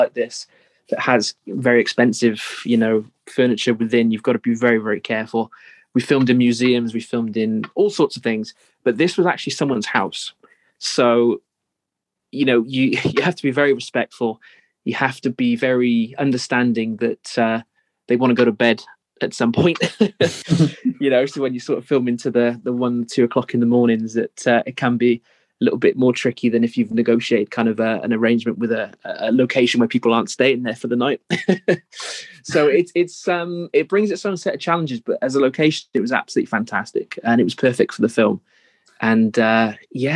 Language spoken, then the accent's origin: English; Northampton, East Midlands, United Kingdom; Northampton, which is my hometown here in England